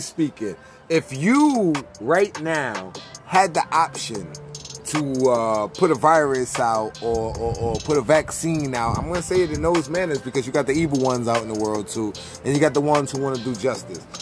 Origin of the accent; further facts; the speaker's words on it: New York, United States; moved away; I'm from New York